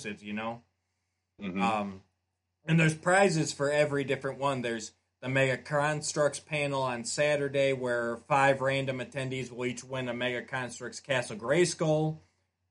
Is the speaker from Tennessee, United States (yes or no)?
no; Grand Rapids, Michigan, United States; I was born in Grand Rapids.